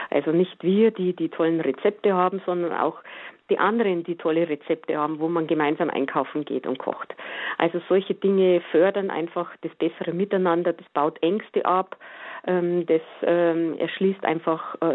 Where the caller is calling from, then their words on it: Ebersberg, Bavaria, Germany; ich bin aus Ebersberg, Hören Sie mich? Ja. Ja, okay. Okay, nicht aus Grevelfing, das ist etwas weiter weg.